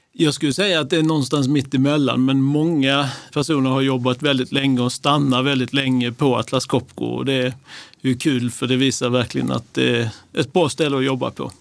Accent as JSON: {"language": "Swedish", "town": "Lund", "region": "Skåne", "country": "Sweden", "tie": "born or raised there", "moved": "yes", "lives_now": "Stockholm, Sweden", "said": "min bakgrund är att jag är uppväxt i Lund"}